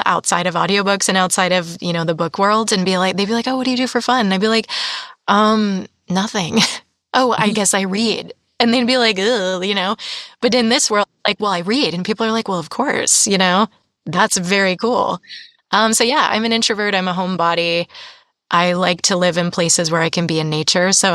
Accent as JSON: {"language": "English", "region": "Massachusetts", "country": "United States", "moved": "yes", "lives_now": "California, United States", "said": "I'm from Massachusetts"}